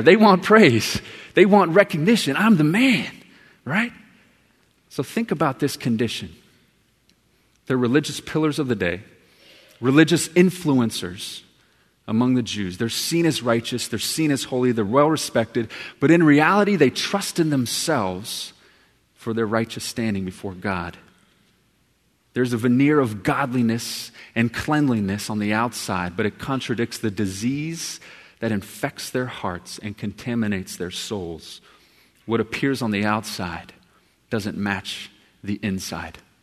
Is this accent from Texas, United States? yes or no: yes; Texas, United States; I'm from Texas.